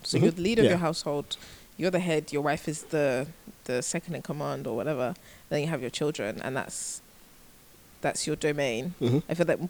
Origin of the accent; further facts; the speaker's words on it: Nigeria; I'm Nigerian